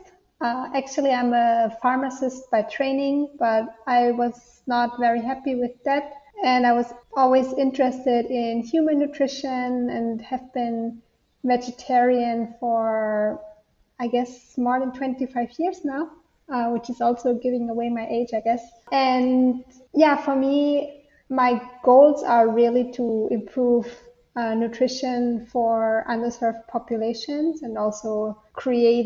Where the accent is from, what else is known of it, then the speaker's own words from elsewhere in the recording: Austria; now in Switzerland; I'm dialing in from Switzerland, but am originally from Austria